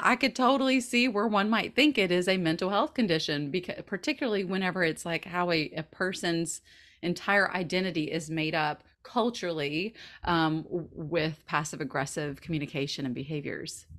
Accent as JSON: {"language": "English", "region": "the South", "country": "United States", "moved": "as an adult", "said": "We're both Southern. We're both from the South"}